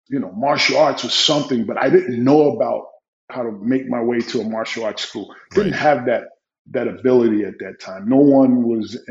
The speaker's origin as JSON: {"language": "English", "town": "Newark", "region": "New Jersey", "country": "United States", "tie": "born or raised there", "said": "growing up in Newark, New Jersey, you know, it's a different environment."}